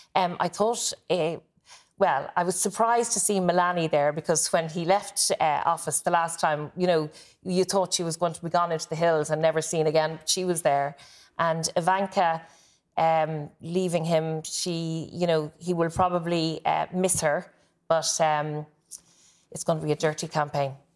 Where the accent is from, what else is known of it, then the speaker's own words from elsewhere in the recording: Blackrock, Leinster, Ireland; I grew up near Black Rock